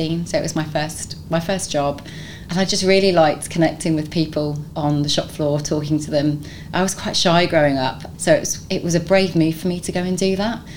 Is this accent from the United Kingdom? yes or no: yes; London, United Kingdom; now in Nottingham, United Kingdom; I'm not from Nottingham. Nottingham's my adopted home. I'm actually from London originally